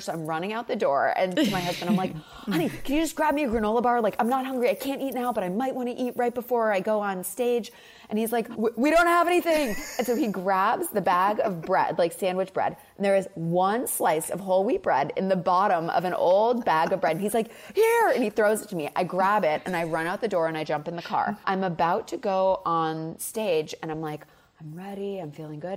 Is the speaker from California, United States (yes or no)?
no; Massachusetts, United States; It's a much more southern upbringing even though I grew up in Massachusetts.